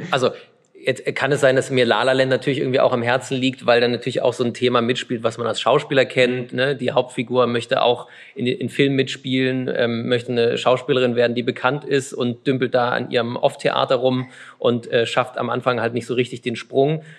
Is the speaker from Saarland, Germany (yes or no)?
no; Chemnitz, Saxony, Germany; ich bin ja gebürtiger Karl-Marx-Städter